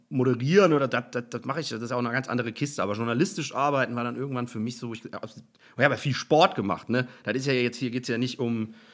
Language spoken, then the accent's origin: German; Hesse, Germany; also born or lived in Cologne; now in Hamburg, Germany; bin ja aus Hessen, bin dann nach Köln und bin dann nach Hamburg